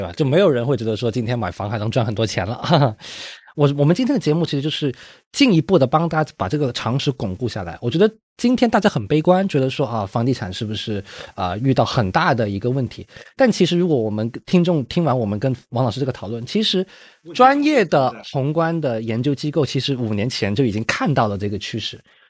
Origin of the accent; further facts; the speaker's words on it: Guangzhou, Guangdong, China; 我是一七一八年在我老家广州买的。